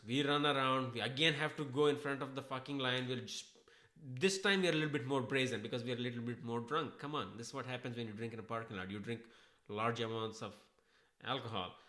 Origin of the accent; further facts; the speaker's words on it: Hyderabad, Telangana, India; moved away as an adult; also born or lived in Chennai; I am from Hyderabad